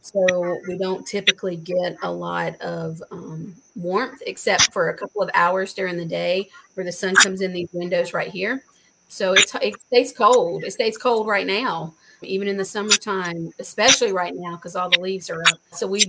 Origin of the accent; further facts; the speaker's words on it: South Carolina, United States; because we came from South Carolina where they shut down school for like sleeting